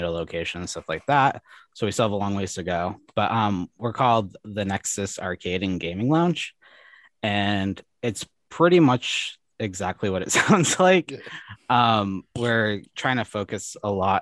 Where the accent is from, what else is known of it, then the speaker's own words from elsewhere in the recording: Maine, United States; I'm from Maine